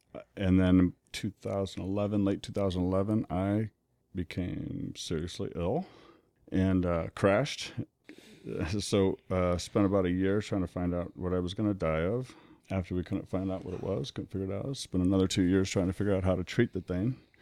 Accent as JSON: {"language": "English", "town": "Omaha", "region": "Nebraska", "country": "United States", "tie": "born or raised there", "said": "born and raised in Omaha"}